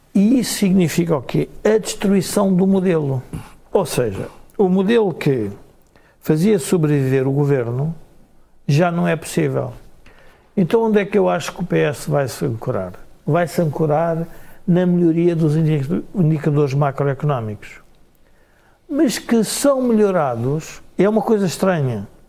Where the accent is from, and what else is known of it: Portugal